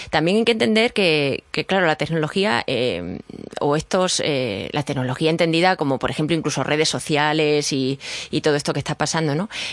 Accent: Badajoz, Extremadura, Spain; moved away; mi tierra, en Badajoz, donde yo estudié

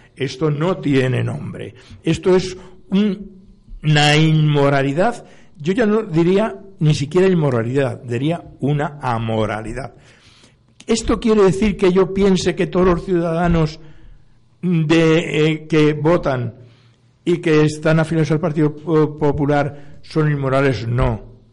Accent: Spain; como español

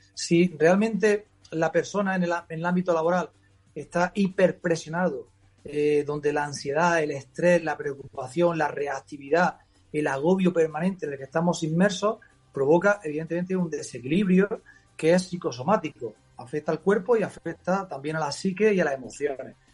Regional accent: Almería, Andalusia, Spain; also born or lived in Madrid; ya hice las oposiciones de secundaria en Andalucía, en mi tierra, eh, la probé en Huelva, me vine a Almería, a mi ciudad

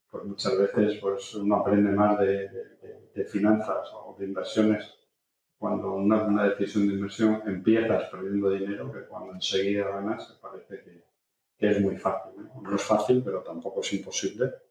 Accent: Portugal; Spanish is a second language; Resulta que es mucho más fácil aprender castellano siendo portugués que, lo contrario, porque tiene una fonética endiablada, pero por lo menos un poquito pues, para poder

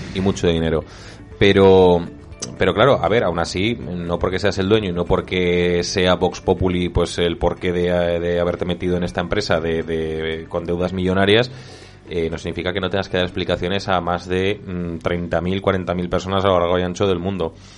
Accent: Zaragoza, Aragon, Spain; como zaragozano

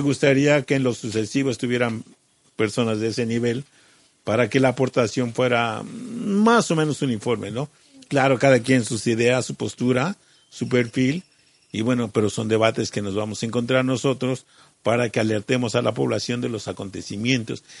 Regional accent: Mexico; Eso indígena ya lo tenemos en la sangre. Y eso es lo que somos todos los mexicanos

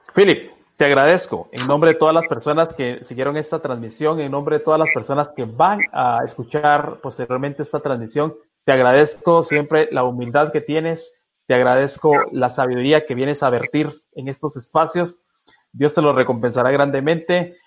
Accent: Guatemala; soy guatemalteco

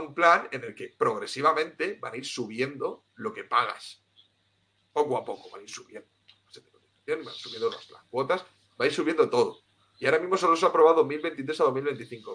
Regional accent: Cartagena, Region of Murcia, Spain; also born or lived in Tenerife; yo soy de Cartagena, de Murcia, y lo que pasa es que viví unos años en Tenerife

